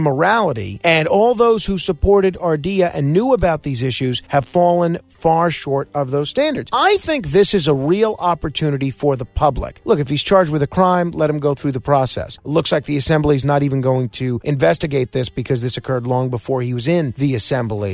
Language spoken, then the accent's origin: English; New York, United States; As a New Yorker